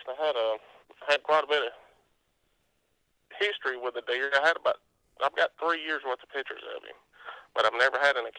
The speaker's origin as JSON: {"language": "English", "area": "Northern Etowah County", "region": "Alabama", "country": "United States", "said": "I am from Northern Etowah County."}